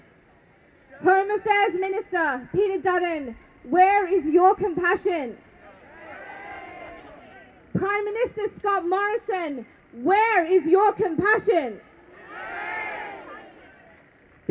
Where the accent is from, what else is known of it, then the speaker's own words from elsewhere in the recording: Sri Lanka; now in Australia; I was born in Sri Lanka and I came here and was allowed to stay.